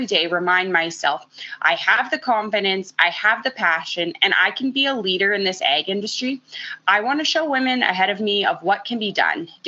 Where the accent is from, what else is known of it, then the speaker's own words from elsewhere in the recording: Central Alberta, Canada; I grew up in Central Alberta